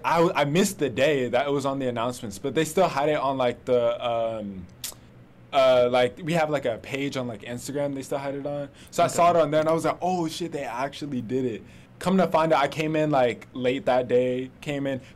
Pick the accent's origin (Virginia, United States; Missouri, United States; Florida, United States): Florida, United States; also born or lived in Atlanta, Georgia; I'm from Florida. Used to live in Atlanta for a little bit